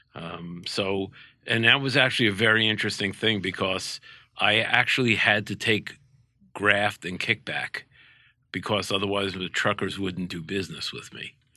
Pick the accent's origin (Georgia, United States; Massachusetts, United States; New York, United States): New York, United States; New York City; growing up in Brooklyn